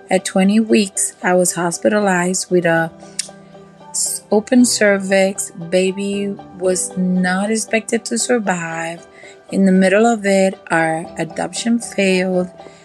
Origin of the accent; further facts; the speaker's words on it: Puerto Rico; I'm from Puerto Rico.